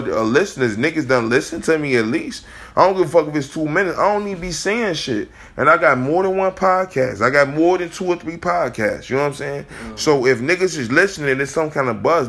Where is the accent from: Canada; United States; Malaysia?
United States; Chicago, Illinois; We came from Chicago, nigga. I came from Chicago